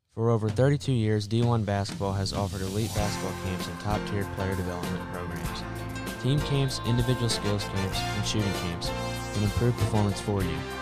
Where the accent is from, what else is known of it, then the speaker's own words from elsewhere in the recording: Anderson, Indiana, United States; now in New Albany, United States; I grew up in Anderson, Indiana